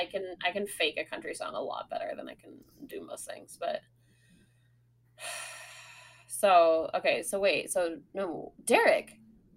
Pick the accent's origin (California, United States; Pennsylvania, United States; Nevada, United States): California, United States; Sonoma; born or raised there